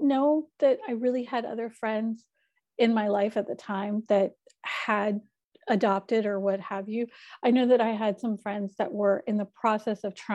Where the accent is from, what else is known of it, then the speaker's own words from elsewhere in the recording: North Carolina, United States; also born or lived in Atlanta, Georgia; now in Sacramento, United States; I am originally from North Carolina. I was living in Atlanta, met my husband, well, now my husband, moved to California. So I now reside in Sacramento, California